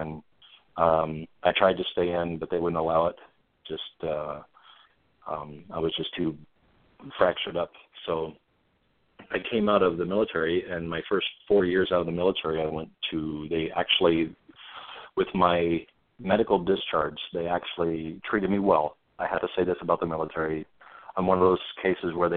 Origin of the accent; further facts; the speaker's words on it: Montana, United States; also born or lived in Corvallis, Montana / Arlee, Montana; I grew up in Montana. I went to grade school in Corvallis, Montana.